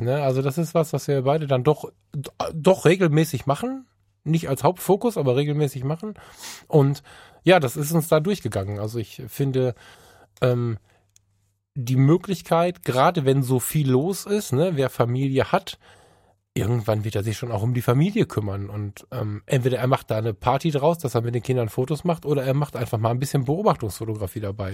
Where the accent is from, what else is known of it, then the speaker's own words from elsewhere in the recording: Düsseldorf, North Rhine-Westphalia, Germany; Ich als Düsseldorfer